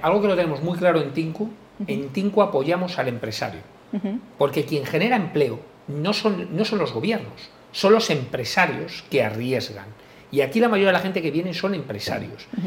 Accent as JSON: {"language": "Spanish", "town": "Madrid", "region": "Community of Madrid", "country": "Spain", "tie": "born or raised there", "also_born_or_lived": "Galicia", "said": "yo me siento muy orgulloso de ser español, por supuesto, yo nacido en Madrid, aunque me considero gallego, todos los que me seguís, porque toda mi familia es de allí"}